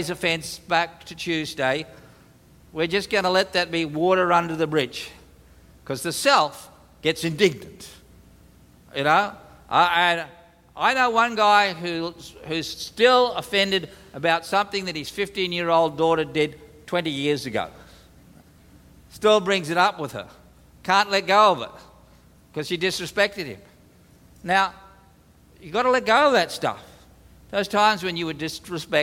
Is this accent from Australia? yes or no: yes; Australia; as an Australian, we're pretty good at sarcasm